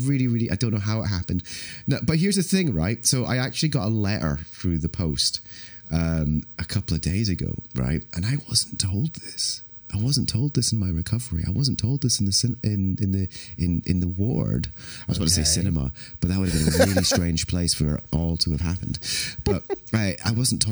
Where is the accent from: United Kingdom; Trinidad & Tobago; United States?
United Kingdom; Scotland; I'm very happy as a Scotsman